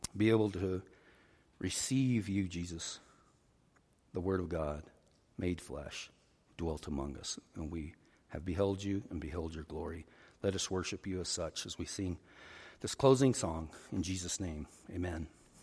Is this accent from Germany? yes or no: no; Roswell, New Mexico, United States; born or raised there